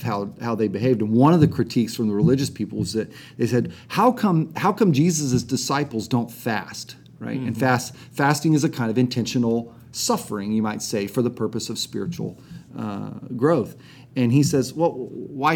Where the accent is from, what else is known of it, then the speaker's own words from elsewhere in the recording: United States; as American Christians